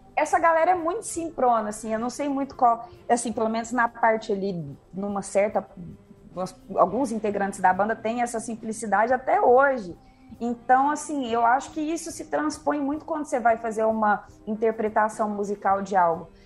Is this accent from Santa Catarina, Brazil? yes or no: no; Uberlândia, Minas Gerais, Brazil; moved away; also born or lived in São Paulo; Sou aqui do Berlândia, Cerrado, Cerradão Mineiro